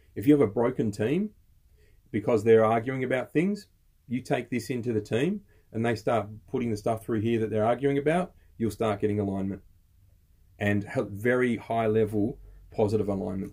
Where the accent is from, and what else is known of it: Australia